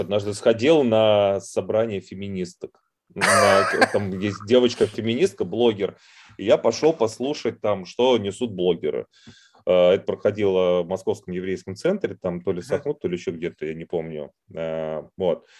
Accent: Moscow, Russia; accent: Moscow; я поскольку родился в Москве

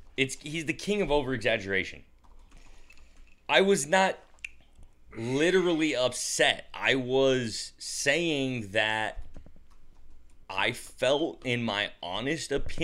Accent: United States; I'm from the United States of America.

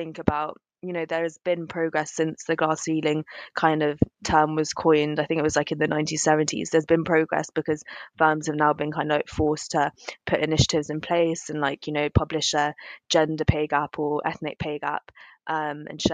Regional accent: London, United Kingdom; I'm from South London. Both my parents are Indian

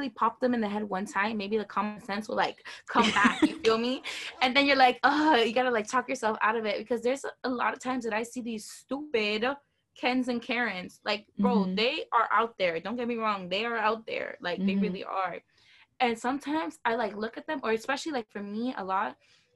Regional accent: Miami, Florida, United States; I'm from Miami

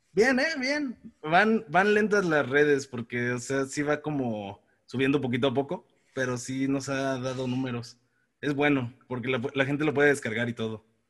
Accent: Mexico

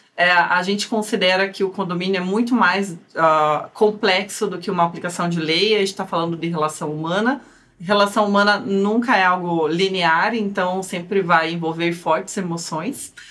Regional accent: Curitiba, Paraná, Brazil; Vocês também vão perceber pelo meu sotaque que eu sou curitibana, porque ele é bem carregado

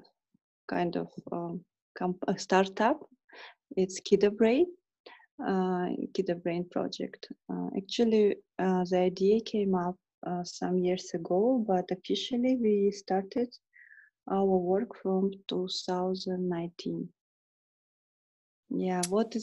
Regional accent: Kyrgyzstan; also born or lived in England; I'm from Kyrgyzstan.

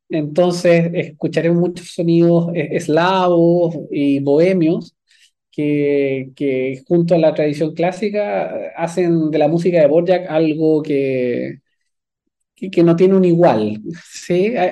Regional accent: Viña del Mar, Valparaíso, Chile; Yo soy de Viña del Mar, sí. Eh, estudié desde

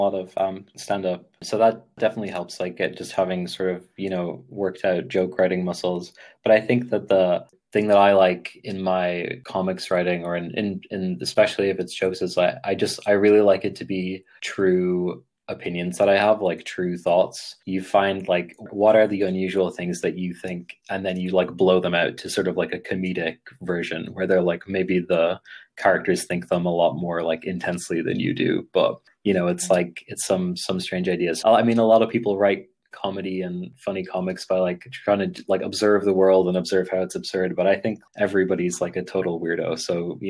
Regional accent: Ireland; accent: American; So I had, as you can probably tell by my speaking voice, I grew up in Ireland, but I sound very American.

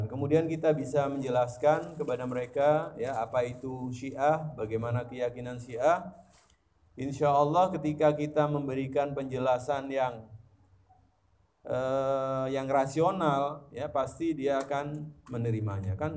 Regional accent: East Java, Indonesia; Jadi di Jawa Timur, karena saya juga berasal dari Jawa Timur

